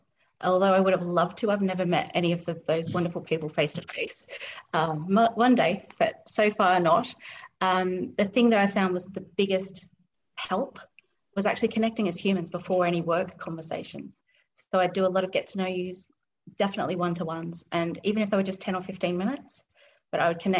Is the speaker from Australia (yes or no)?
yes; Australia; I'm not sure if you can tell, but I'm actually from Australia. And so, accent's nice and blended and tamed down.